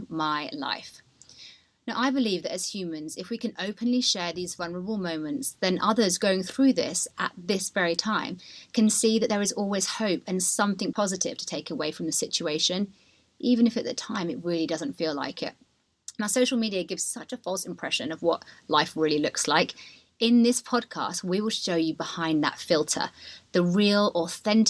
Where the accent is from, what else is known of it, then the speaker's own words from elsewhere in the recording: Dorset, South West England, United Kingdom; also born or lived in Tamworth / London; now in Ibiza, Spain; when I was 15 months old, my dad got a promotion and he moved down to Dorset, where I spent my whole of my childhood